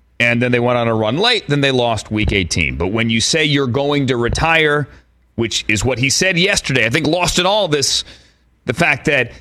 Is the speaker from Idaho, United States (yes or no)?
no; Washington, District of Columbia, United States; also born or lived in Virginia; my hometown, Rockchop, our nation's capital